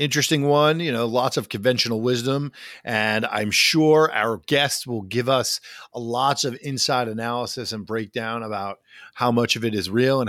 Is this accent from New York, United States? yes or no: yes; New York, United States; My home state of New York.